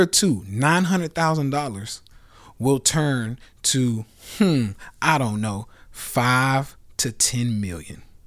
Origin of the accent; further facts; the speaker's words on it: Nashville, Tennessee, United States; I'm from Nashville